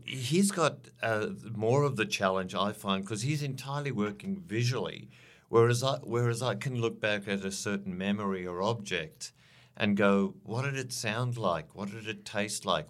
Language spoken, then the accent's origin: English; South Africa; moved away as an adult; now in Australia; I grew up in South Africa, uh, during the, uh, the seventies and eighties